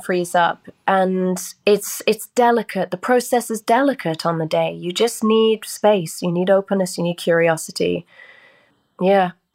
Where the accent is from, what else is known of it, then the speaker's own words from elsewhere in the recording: United Kingdom; this is my native tongue